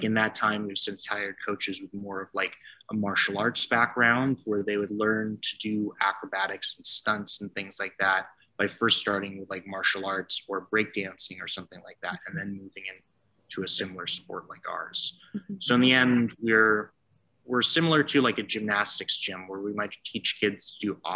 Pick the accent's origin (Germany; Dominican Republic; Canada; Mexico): Canada; Toronto, Ontario; also born or lived in Waterloo; I grew up in Toronto originally, and I came out to Waterloo for school